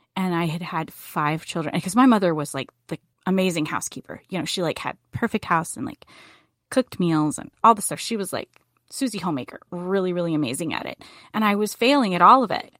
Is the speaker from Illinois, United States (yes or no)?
no; Boone, North Carolina, United States; I grew up in Boone, North Carolina